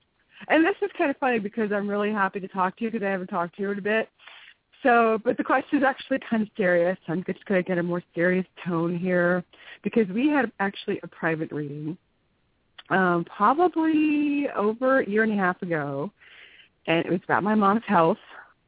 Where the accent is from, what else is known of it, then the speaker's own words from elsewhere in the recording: North Carolina, United States; I'm from North Carolina, but you and I met in Los Gatos, California, at Inner Journey.